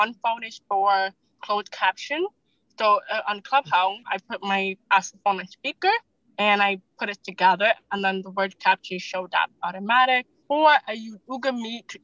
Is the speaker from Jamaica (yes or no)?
yes; Jamaica; I'm from the island. I'm Jamaican